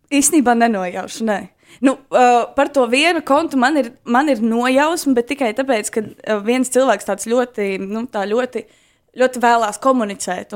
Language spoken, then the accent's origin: Latvian; Skrīveri, Aizkraukle Municipality, Latvia; moved away as an adult; now in Riga, Latvia; es esmu dzimusi eh, diezgan radošā muzikālā ģimenē, aizkrauklē, skrīveros. Un, uh, tā kā es nāku no tā gala, bet nu, jau pēdējos gadus pavadu Rīgā